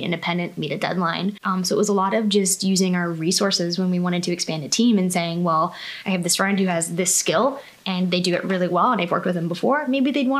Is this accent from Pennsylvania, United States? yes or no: yes; Pittsburgh, Pennsylvania, United States; also born or lived in Toronto; I'm from the South Hills originally